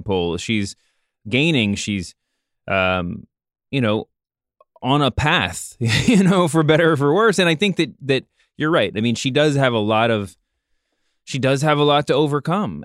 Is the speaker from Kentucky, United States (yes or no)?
yes; Louisville, Kentucky, United States; I grew up in Louisville, Kentucky